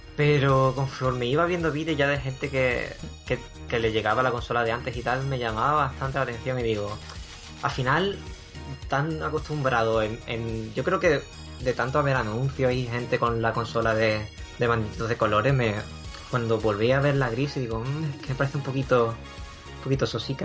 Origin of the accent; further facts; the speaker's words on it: Huelva, Andalusia, Spain; also born or lived in China; now in England; provengo de, de Huelva, allí fue donde nací, aunque he vivido en, en China y actualmente resido en Inglaterra